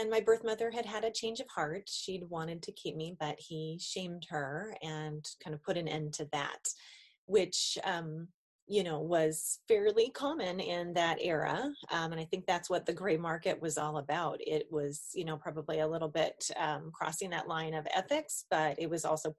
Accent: Billings, Montana, United States; I was born in Billings, Montana

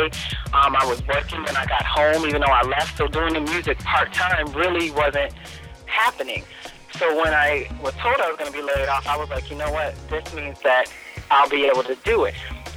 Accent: Hartford, Connecticut, United States; I am from Hartford, Connecticut

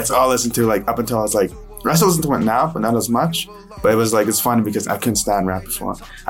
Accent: an hour east of Calgary, Alberta, Canada; I'm from Sixth Generation. It's like an hour east of Calgary.

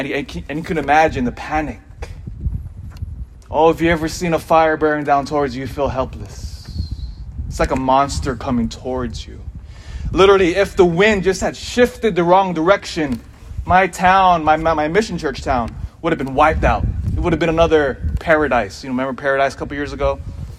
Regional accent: Elk Grove, California, United States; moved away; also born or lived in Hawaii / Philippines (ancestry); my family's from the Philippines, but I was born in Hawaii, and I grew up pretty nearby. I grew up in Elk Grove. And so I went to Joseph Kerr Junior High, Laguna Creek High School.

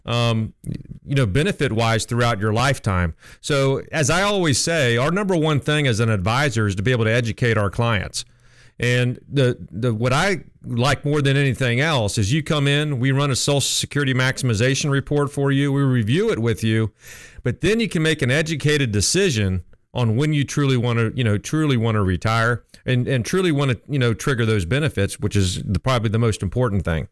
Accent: Columbus, Ohio, United States; moved away as an adult; also born or lived in Nashville, Tennessee; I'm originally from Columbus, just moved back here

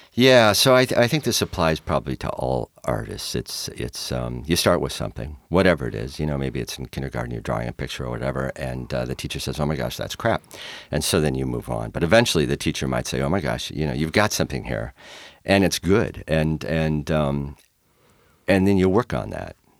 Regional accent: Minnesota, United States; also born or lived in New Jersey / Fox Island, Washington; now in Tacoma, United States; I'm from Minnesota

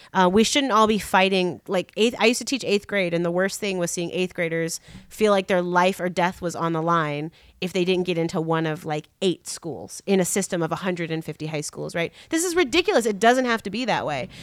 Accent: Chicago, Illinois, United States; I'm a Chicagoan

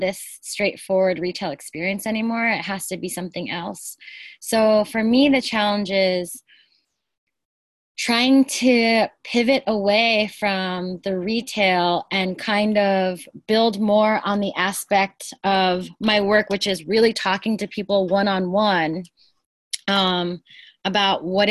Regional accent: Philippines; now in Brooklyn, United States; I was born in the Philippines, but I'm actually right now located in Brooklyn.

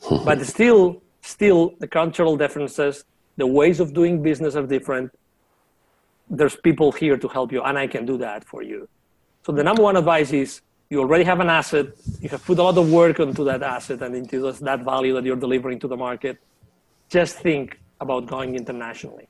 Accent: near Barcelona, Catalonia, Spain; moved away as an adult; also born or lived in Latin America; I was born in near Barcelona, and my mom was a teacher

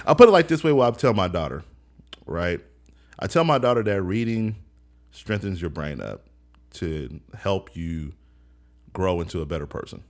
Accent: Seattle, Washington, United States; I grew up in the Central District, first on Jenkins.

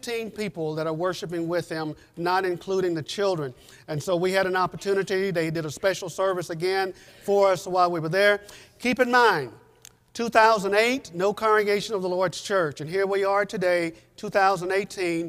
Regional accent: United States; moved away as an adult; now in Guatemala; we're from the States

